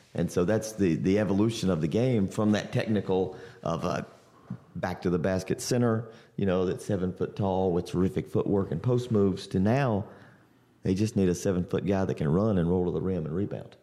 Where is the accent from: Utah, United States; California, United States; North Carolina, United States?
North Carolina, United States; Central; I grew up in Central North Carolina